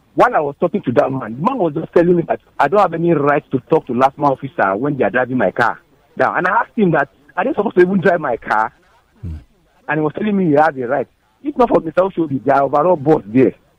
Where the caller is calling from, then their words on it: Ogba, Lagos, Nigeria; I'm calling from Ogba